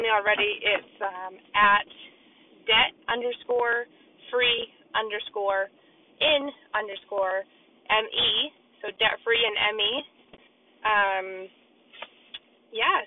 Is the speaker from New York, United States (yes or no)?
no; Maine, United States; I was born in Maine. I currently still live in Maine